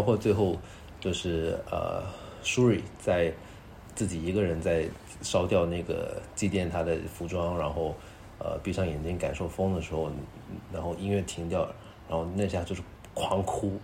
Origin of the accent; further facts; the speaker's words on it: Guangdong, China; 尤其是我这种潮汕人